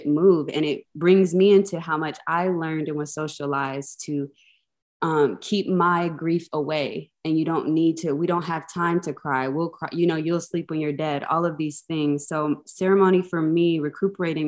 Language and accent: English; Atlanta, Georgia, United States; having grown up in a Black mega church in Atlanta